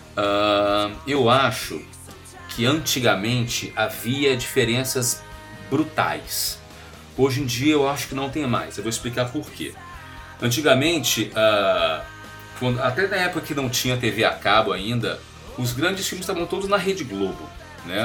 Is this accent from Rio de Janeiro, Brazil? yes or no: yes; Rio de Janeiro, Brazil; moved away as an adult; now in São Paulo, Brazil; sou carioca